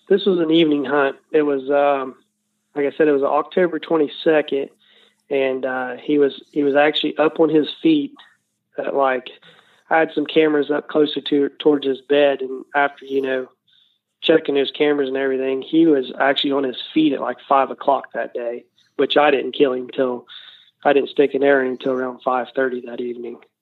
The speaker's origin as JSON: {"language": "English", "region": "Southern Ohio", "country": "United States", "said": "we're from Southern Ohio"}